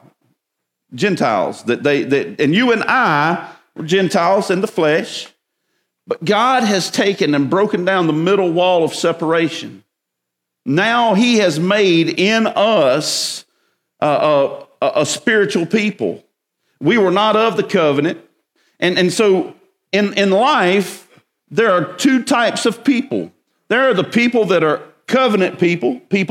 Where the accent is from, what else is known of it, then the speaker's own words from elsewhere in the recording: Winnsboro, South Carolina, United States; also born or lived in Columbia, South Carolina; I was born in Baptist Hospital, Columbia, South Carolina. Shortly thereafter, I was moved to Winnsboro, South Carolina, Route 2, Box 11.